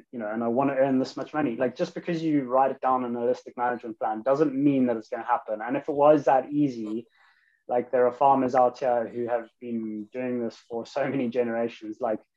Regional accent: London, United Kingdom; moved away; I came from London to the countryside after reading a few books on permaculture

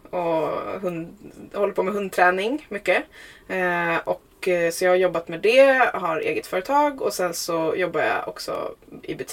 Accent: Huddinge, Stockholm County, Sweden; now in Vaxholm, Sweden; jag är uppväxt i Huddinge, eh, mm-hmm. söder om Stockholm.

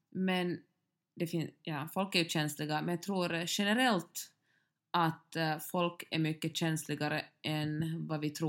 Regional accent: Finland

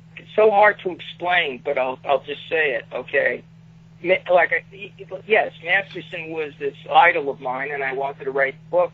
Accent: New York City, New York, United States; I'm from Brooklyn

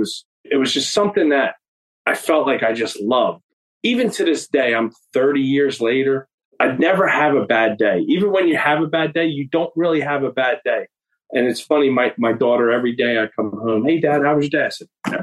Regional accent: Vineland, New Jersey, United States; I'm from the Vineland area.

